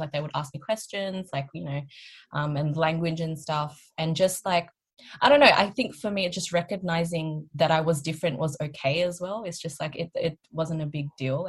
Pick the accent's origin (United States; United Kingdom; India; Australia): Australia; but we grew up here, we were raised here, our mentality is very much so westernized.